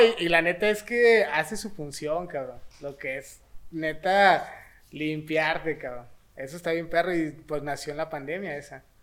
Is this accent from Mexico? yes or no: yes; Mexico; tenemos una tarea bien chingona, este, como mexicanos